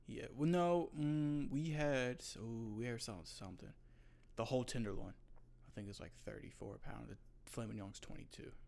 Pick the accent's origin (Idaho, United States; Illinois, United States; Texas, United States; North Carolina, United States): North Carolina, United States; I grew up in North Carolina